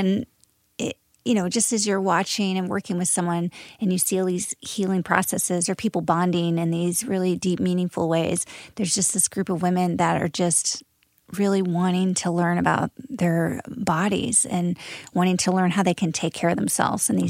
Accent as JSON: {"language": "English", "region": "Midwest", "country": "United States", "said": "I'm from the Midwest"}